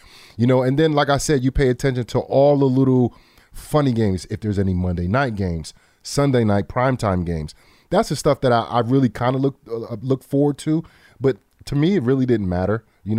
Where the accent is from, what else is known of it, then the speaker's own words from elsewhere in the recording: New York, United States; Luckily, I was here in my hometown in New York